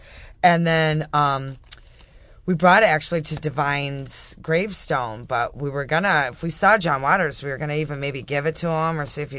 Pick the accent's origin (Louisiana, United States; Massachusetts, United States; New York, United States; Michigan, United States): New York, United States; Gates; I'm from Gates, like you.